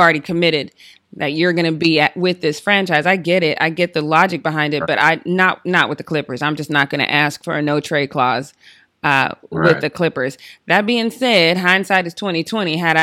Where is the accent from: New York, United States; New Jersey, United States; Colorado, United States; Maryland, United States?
Colorado, United States; Denver; moved away; I'm from Denver